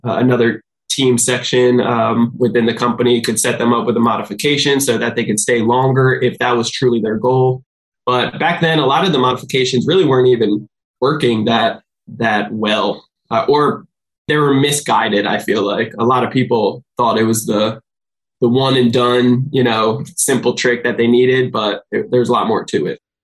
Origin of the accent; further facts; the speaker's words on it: New Jersey, United States; now in San Diego, United States; I'm from New Jersey originally.